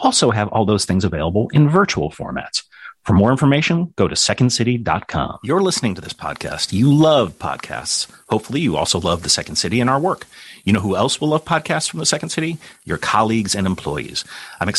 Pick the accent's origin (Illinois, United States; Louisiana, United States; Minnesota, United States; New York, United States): Illinois, United States; Kenilworth; our childhood growing up in Kenilworth, Illinois